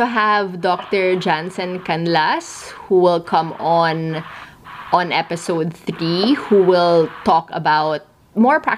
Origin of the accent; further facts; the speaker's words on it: Philippines; we're both Filipino